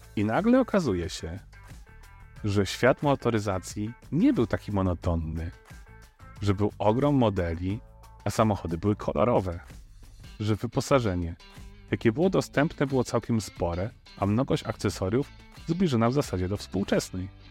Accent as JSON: {"language": "Polish", "area": "a village near the Dunajec river", "region": "Lesser Poland", "country": "Poland", "tie": "born or raised there", "said": "o ile nie zalało naszej wioski, to okoliczny Dunajec przestał nadawać się do pływania. I to był mój dziecięcy problem"}